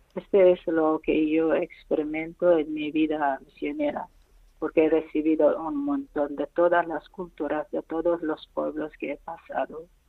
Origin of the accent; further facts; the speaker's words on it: Eritrea; Spanish is a second language; moved away; 32 años operado en mi país